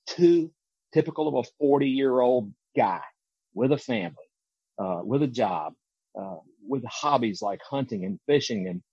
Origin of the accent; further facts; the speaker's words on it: Deep South, United States; moved away as an adult; any other kid growing up in the Deep South